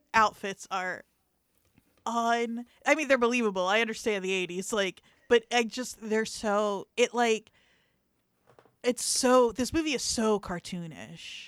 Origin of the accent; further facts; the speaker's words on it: New Jersey, United States; in South Jersey, at least the part that I was from